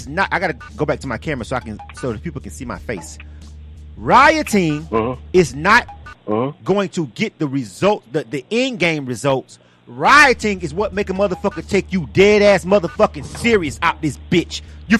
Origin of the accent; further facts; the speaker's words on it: the South, United States; I grew up in the South